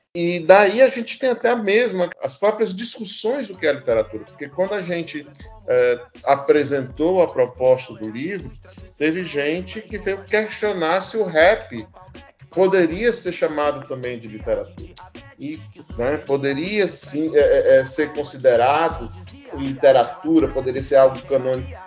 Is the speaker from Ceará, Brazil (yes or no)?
yes; Ceará, Brazil; moved away as an adult; now in Amapá, Brazil; eu passei até meu ensino médio achando que no Ceará, de onde eu vim